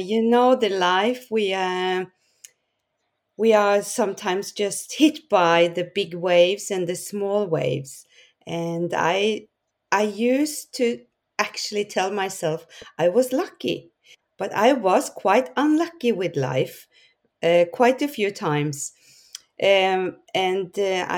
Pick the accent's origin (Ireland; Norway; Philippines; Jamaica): Norway; I'm from Norway.